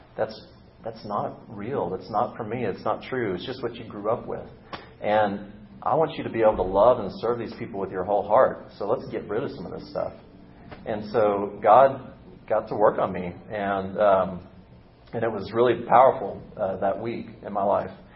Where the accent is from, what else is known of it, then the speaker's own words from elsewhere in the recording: the South, United States; I was born and raised in the South